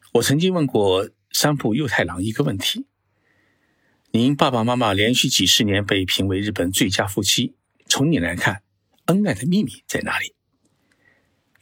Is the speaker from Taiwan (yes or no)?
no; China; 我们中国人